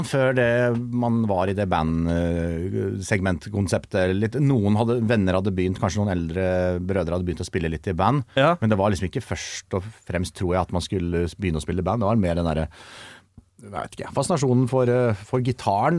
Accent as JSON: {"language": "Norwegian", "town": "Kongsvinger", "region": "Innlandet", "country": "Norway", "said": "jeg er fra Kongsvinger"}